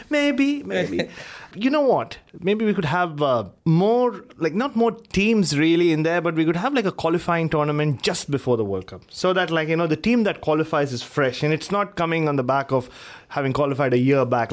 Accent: Mumbai, Maharashtra, India; growing up in Bombay

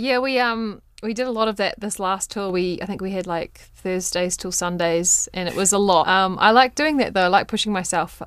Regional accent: Waimate, Canterbury, New Zealand; moved away; my hometown of Waimate

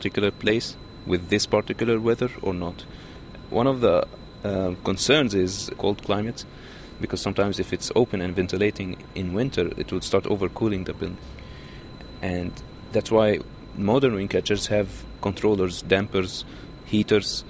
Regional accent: Egypt; now in Auckland, New Zealand; I'm from Egypt

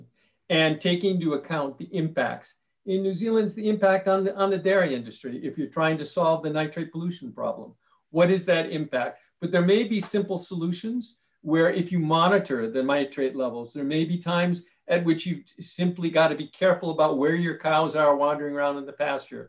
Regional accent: Ireland; I'm Irish.

